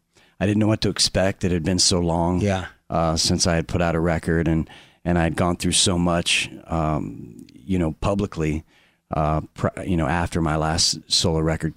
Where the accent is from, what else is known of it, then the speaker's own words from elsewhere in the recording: Orlando, Florida, United States; Yeah, Orlando.